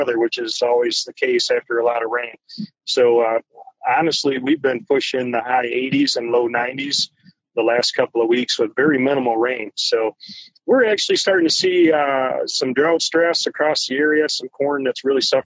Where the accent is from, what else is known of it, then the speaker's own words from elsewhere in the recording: Standish, Michigan, United States; I'm from Northeast Michigan. North of Saginaw. So my hometown is Standish, Michigan